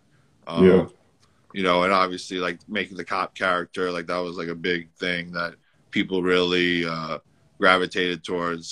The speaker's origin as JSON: {"language": "English", "town": "New York City", "region": "New York", "country": "United States", "tie": "born or raised there", "said": "I'm from the Bronx. You know, I grew up in New York City"}